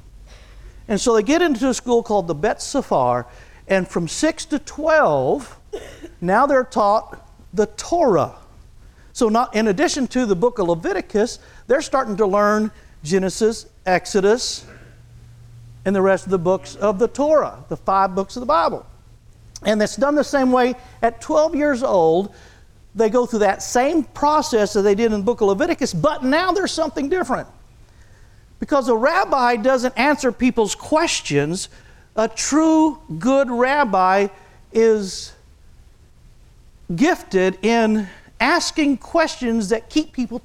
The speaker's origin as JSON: {"language": "English", "region": "Texas", "country": "United States", "tie": "born or raised there", "moved": "yes", "lives_now": "Oklahoma, United States", "said": "since I was raised in Texas, I'm Red River"}